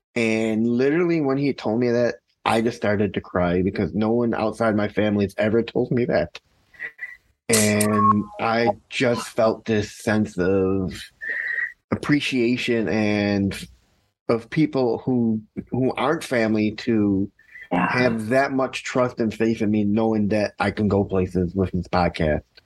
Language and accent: English; Chicago, Illinois, United States; also born or lived in Skokie, Illinois; I grew up in Chicago, Illinois. Actually, I was born in Skokie, Illinois, but I grew up in Chicago, Illinois.